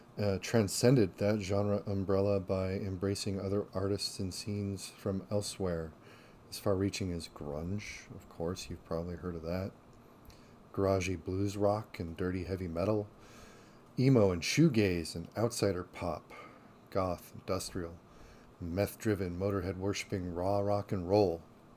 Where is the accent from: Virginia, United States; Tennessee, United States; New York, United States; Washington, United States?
Washington, United States; Seattle; the Seattle area where I'm from